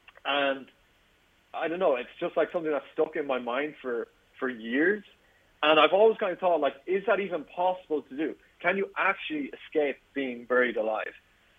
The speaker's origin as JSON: {"language": "English", "country": "Ireland", "said": "I'm an Irish YouTuber."}